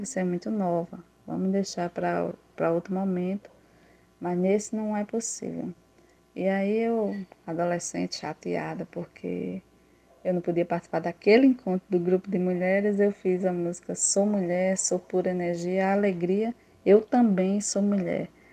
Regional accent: Santa Rita, Paraíba, Brazil; lá na minha cidade, na cidade de Santa Rita

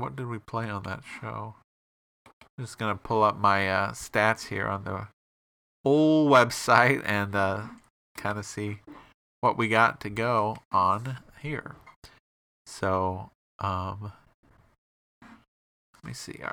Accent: Bloomington, Illinois, United States; My hometown is Bloomington

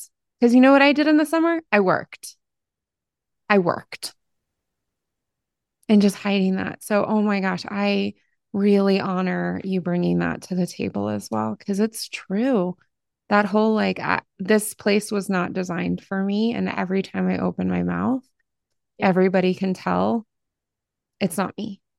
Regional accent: Ohio, United States; I came from Appalachia. I came from Southern Ohio. But Southern Ohio and Appalachia are two different things.

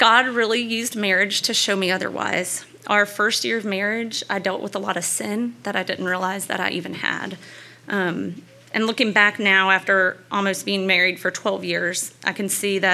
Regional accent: Louisiana, United States; I grew up in Louisiana

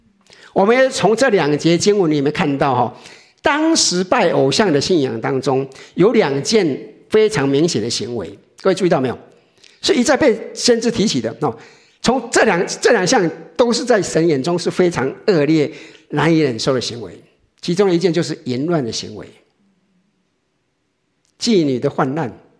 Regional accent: Taiwan; 我们我想，我们从台湾来的很多人都知道，我们在台湾拜拜是什么？

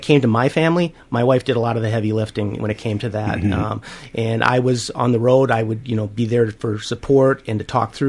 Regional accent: Minneapolis, Minnesota, United States; also born or lived in Northfield, Minnesota; I actually am a Minnesota native. I grew up in South Minneapolis

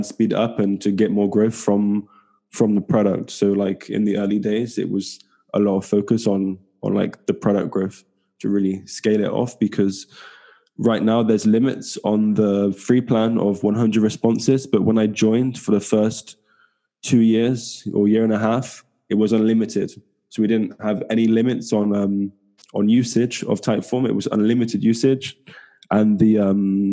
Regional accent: small town near Bristol, South West England, United Kingdom; now in Barcelona, Spain; I'm from England, southwest of England. From a small town in the southwest near Bristol. And now I'm currently living in Barcelona.

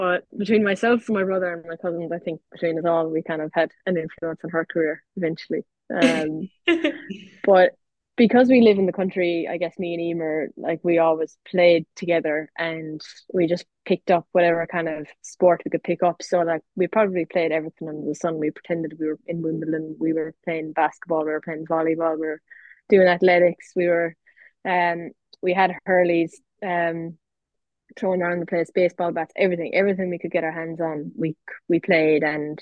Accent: Clare, Munster, Ireland; moved away as an adult; also born or lived in Adelaide, Australia; I'm from Clare

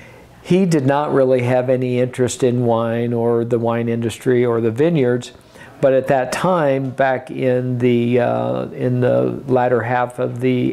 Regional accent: Iowa, United States; also born or lived in Burgundy; now in Oregon, United States; I grew up on a farm in Iowa, so I'm kind of a farm boy at heart.

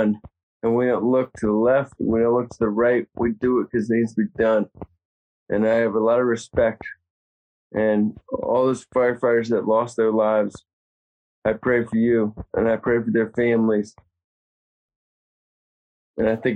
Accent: Virginia, United States; moved away; I'm from Virginia. We don't have wildfires in Virginia

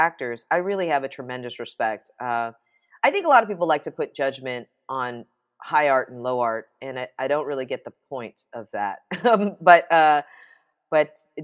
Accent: New York City, New York, United States; I grew up in New York City

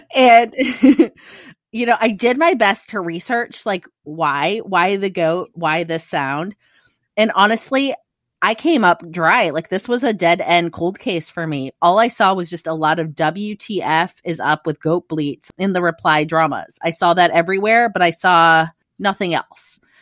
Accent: Midwest, United States; moved away as an adult; now in Australia; I grew up in the Midwest

